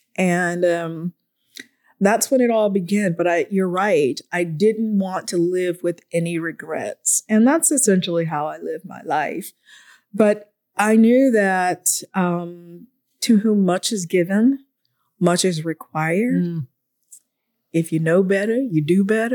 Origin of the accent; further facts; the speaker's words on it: Atlanta, Georgia, United States; I'm from Atlanta, which is my hometown